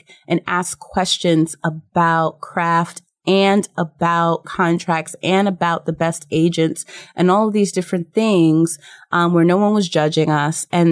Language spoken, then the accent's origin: English; New York City, New York, United States; I was born in New York City